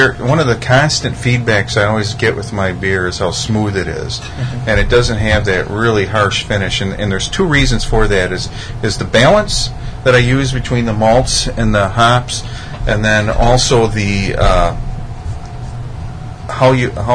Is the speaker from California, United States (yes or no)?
no; Wisconsin, United States; I grew up in Wisconsin